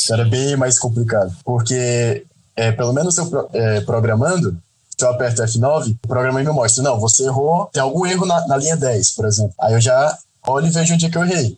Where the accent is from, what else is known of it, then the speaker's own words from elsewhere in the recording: Parnaíba, Piauí, Brazil; moved away as an adult; now in Toledo, Brazil; Eu estudei quase meu ensino fundamental, quase meu ensino fundamental todo em Parnaíba